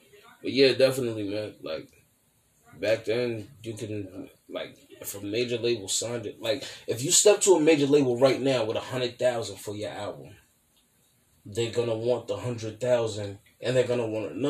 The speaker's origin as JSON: {"language": "English", "town": "New York City", "region": "New York", "country": "United States", "said": "I'm from Brooklyn."}